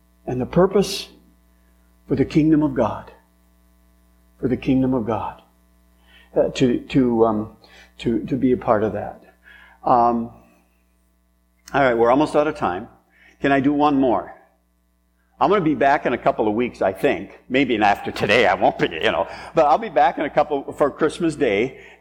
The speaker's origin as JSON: {"language": "English", "town": "French Lake", "country": "United States", "tie": "born or raised there", "said": "I grew up in French Lake"}